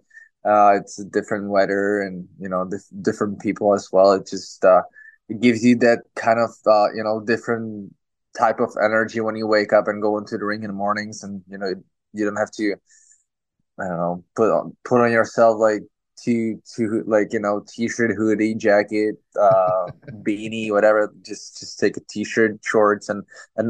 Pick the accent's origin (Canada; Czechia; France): Czechia; English is a second language; moved away; we're from Czech Republic.